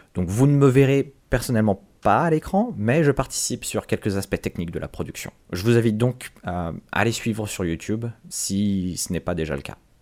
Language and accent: French; France; je suis français